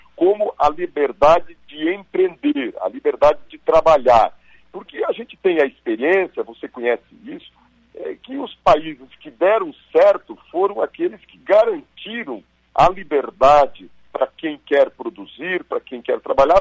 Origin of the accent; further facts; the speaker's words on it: western Santa Catarina, Brazil; also born or lived in Florianópolis; now in Blumenau, Brazil; o oeste de Santa Catarina, onde eu nasci, cresci e de lá saí só aos 19 anos